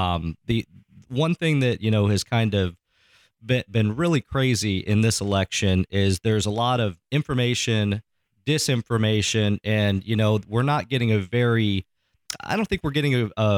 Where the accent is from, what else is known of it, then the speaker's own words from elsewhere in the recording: Iowa, United States; You know, I'm from Northeast Iowa originally.